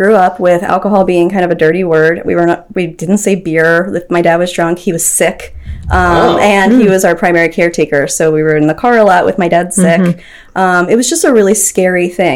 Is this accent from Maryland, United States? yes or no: yes; Anne Arundel County, Maryland, United States; also born or lived in Howard County, Maryland / Towson, Maryland; I'm from Maryland. I grew up in Anne Arundel County